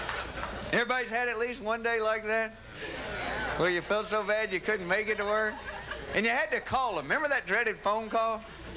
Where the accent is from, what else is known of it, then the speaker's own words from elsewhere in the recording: the South, United States; accent: Southern; That is the truth. I am from the South. Anybody else from the South?